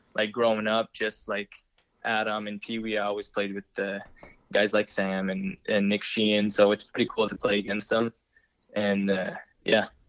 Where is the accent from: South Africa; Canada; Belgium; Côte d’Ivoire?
Canada; Moncton, New Brunswick; being named captain of the Moncton Wildcats, my you know, my, my hometown team